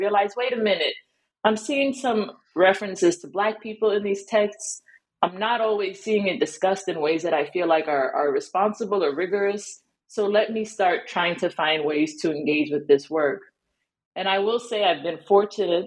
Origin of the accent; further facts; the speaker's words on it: New York City, New York, United States; I'm from New York City, shout out to Brooklyn